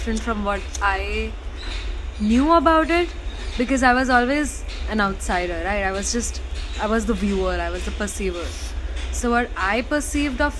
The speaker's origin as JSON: {"language": "English", "town": "Vadodara", "region": "Gujarat", "country": "India", "tie": "born or raised there", "said": "I was born and brought up in Baroda"}